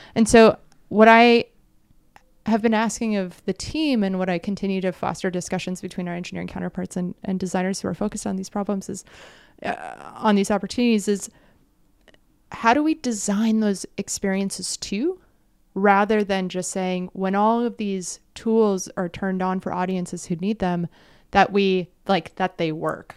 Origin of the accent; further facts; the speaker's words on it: United States; a kid growing up in the States